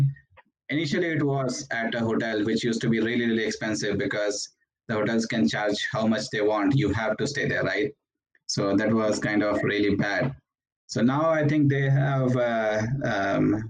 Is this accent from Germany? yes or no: no; India; moved away as an adult; also born or lived in Iowa; now in Ames, United States; I'm planning to travel back to home country, India. I'm from India